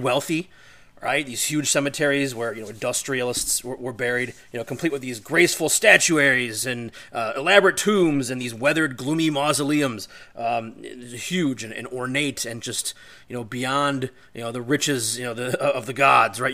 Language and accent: English; Olmsted Falls, Ohio, United States; located in Olmsted Falls, Ohio, eh, where I grew up.